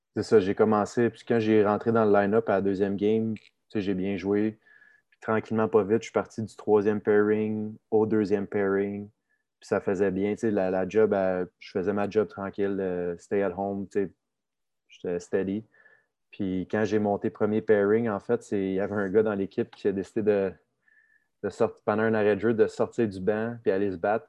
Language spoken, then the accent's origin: French; Saint-Eustache, Quebec, Canada; also born or lived in Sainte-Marthe-sur-le-Lac; j'ai grandi dans Saint-Eustache, de montagne saint marthe sur le lac